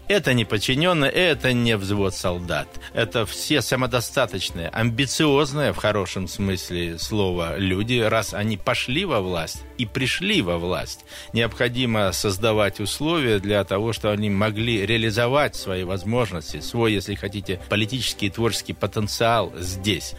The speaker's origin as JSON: {"language": "Russian", "area": "Ilansky District", "region": "Krasnoyarsk Krai", "country": "Russia", "tie": "born or raised there", "moved": "yes", "lives_now": "Krasnoyarsk, Russia", "said": "сельский мой округ, Иланский, откуда я родом"}